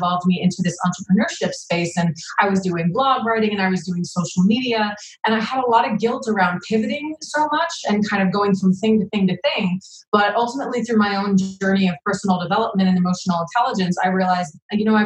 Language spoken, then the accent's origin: English; New Jersey, United States; I'm from New Jersey in the East Coast, where we have a tendency to be very blunt.